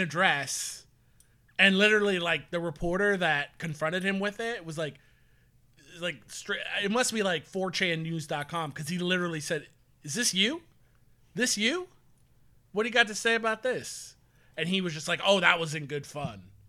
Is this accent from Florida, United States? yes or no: yes; St. Petersburg, Florida, United States; moved away; I grew up in Saint Petersburg, like Tampa Bay